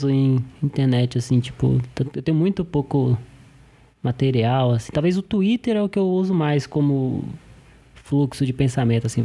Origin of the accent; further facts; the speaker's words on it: Brasília, Federal District, Brazil; Sou de Brasília.